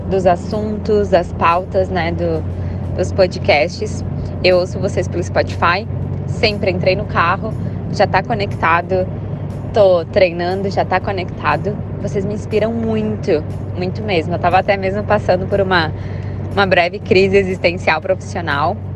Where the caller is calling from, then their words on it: Guaporé, Rio Grande do Sul, Brazil; sou aqui do Rio Grande do Sul, sou de Guaporé.